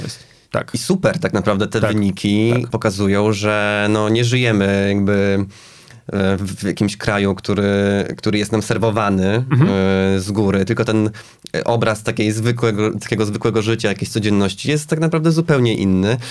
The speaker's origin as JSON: {"language": "Polish", "town": "Zamość", "region": "Lublin Voivodeship", "country": "Poland", "said": "jestem z Zamościa Polska B"}